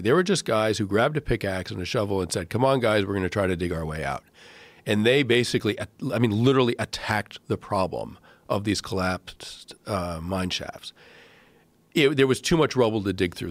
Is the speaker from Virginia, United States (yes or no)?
no; Massachusetts, United States; I grew up in Massachusetts